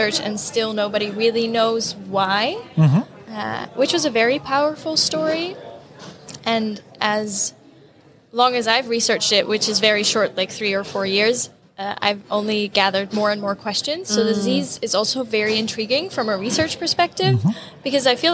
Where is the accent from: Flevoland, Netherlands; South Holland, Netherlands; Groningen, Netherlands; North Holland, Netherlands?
Groningen, Netherlands; now in San Diego, United States; Originally Dutch, so I'm from the Netherlands.